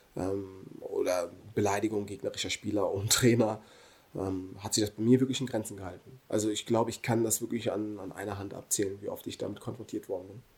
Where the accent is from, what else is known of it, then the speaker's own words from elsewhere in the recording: Germany; bin hier geboren, hier aufgewachsen und verdanke Deutschland unglaublich viel